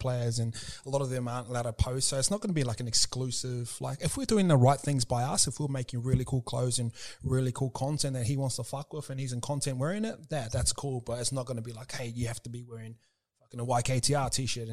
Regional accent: New Zealand; I am Kiwi

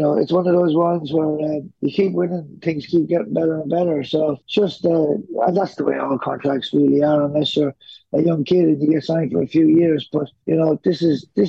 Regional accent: Ireland; now in Australia; I grew up in Ireland

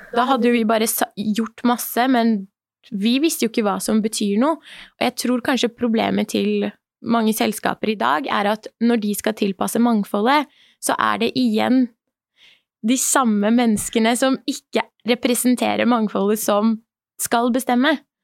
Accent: Norway; also born or lived in Iran; som iraner i Norge, selv om jeg kom hit når jeg var tre år Jeg har jo vokst opp hele livet mitt her

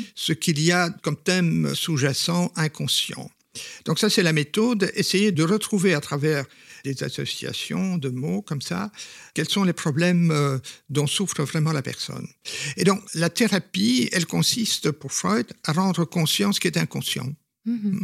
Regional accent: Belgium; first language Flemish; French is a second language; je suis belge et flamand, donc euh, mes parents euh, étaient tout à fait flamands

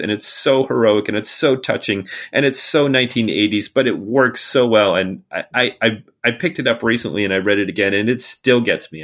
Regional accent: United States; I'm an American

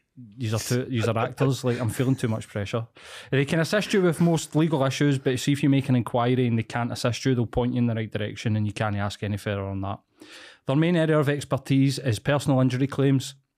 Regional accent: East End, Scotland, United Kingdom; I grew up in East End in a scheme.

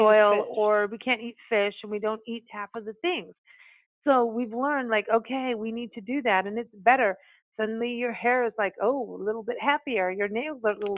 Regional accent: Kenya; moved away; I grew up on cashews in Kenya

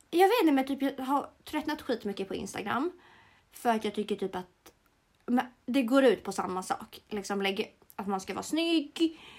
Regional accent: Sweden; jag är svensk? Jag är svensk. Eh, min eh, mm. pappa är från Montenegro, eh, det vill säga Jugge.

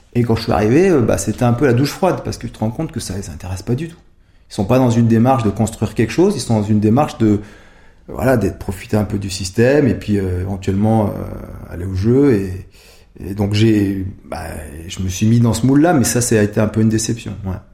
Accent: Savoie, Modane, then Albertville, Auvergne-Rhône-Alpes, France; now in Grenoble, France; j'ai vécu toujours dans la montagne. Donc j'ai vécu euh, quand j'étais jeune euh, en Savoie, à Modane, ensuite à Albertville

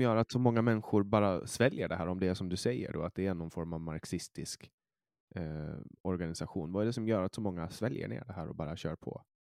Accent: Åland Islands; also born or lived in Stockholm, Sweden

